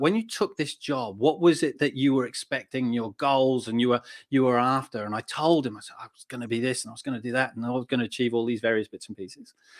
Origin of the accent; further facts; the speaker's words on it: Australia; also born or lived in United Kingdom (born); now in United Kingdom; I grew up in Australia and, uh, and Um, I was probably the, the typical Aussie lad